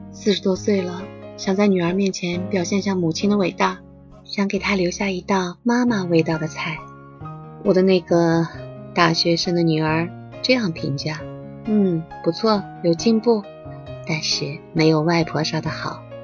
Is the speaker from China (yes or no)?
yes; Xinjiang, China; now in Shanghai, China; 我是一个在新疆长大的上海人，就是那种血液热热的又贼细腻的那个人